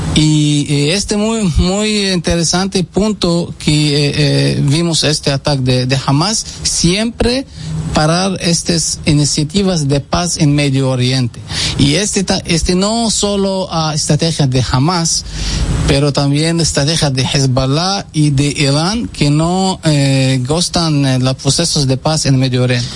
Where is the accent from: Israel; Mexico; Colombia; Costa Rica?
Israel; moved away as an adult; now in Dominican Republic; soy israelí árabe